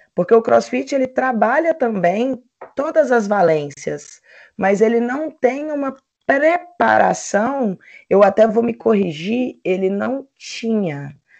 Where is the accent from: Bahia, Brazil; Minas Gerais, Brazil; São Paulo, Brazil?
Minas Gerais, Brazil; Belo Horizonte; sou de Belo Horizonte, Minas Gerais